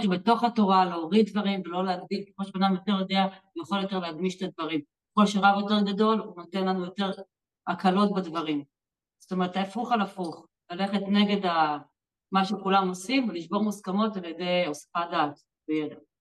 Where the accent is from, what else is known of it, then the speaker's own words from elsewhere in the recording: Jerusalem, Jerusalem District, Israel; אני גדלתי בבית חילוני, בירושלים